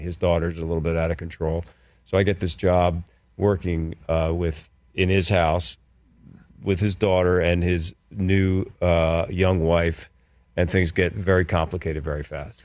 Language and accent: English; Philadelphia, Pennsylvania, United States; moved away as an adult; also born or lived in New York; I grew up in Philadelphia, went to school in Philadelphia